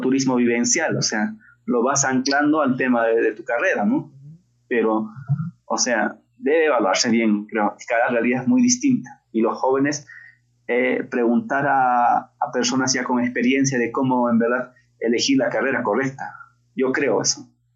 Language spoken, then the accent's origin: Spanish; La Convención Valley, Cusco, Peru; yo soy natural del Cusco, del Valle